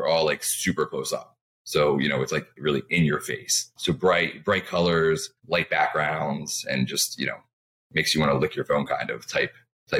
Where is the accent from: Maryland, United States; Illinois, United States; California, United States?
Maryland, United States; Baltimore; also born or lived in New York / Washington, D.C.; I'd always say Baltimore